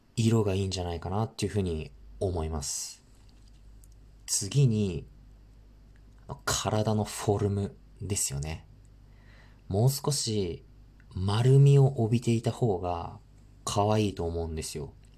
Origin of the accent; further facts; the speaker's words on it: northern Japan, Japan; 僕、生まれも育ちも北国なので